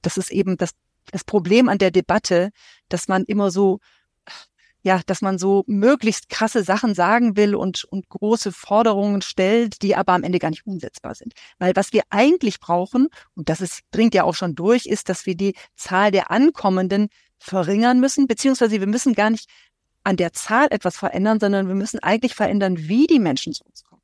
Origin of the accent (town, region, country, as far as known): Germany; also born or lived in Syria